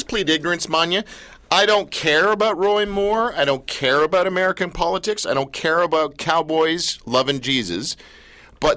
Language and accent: English; Canada; as a Canadian